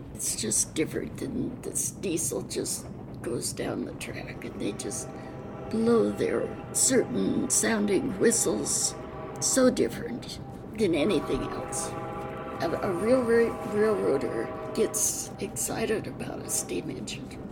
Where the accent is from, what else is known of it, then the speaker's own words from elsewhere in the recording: Spokane, Washington, United States; also born or lived in Seattle, Washington / Wenatchee, Washington; born in Spokane, Washington, at the Deaconess Hospital, August 14, 1926. I grew up in somewhat in Seattle and a year in Wenatchee, but mostly in Spokane.